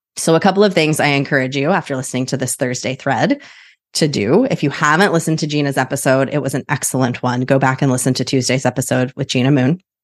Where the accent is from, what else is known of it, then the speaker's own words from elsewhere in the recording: Midwest, United States; now in Portland, United States; I'm from the Midwest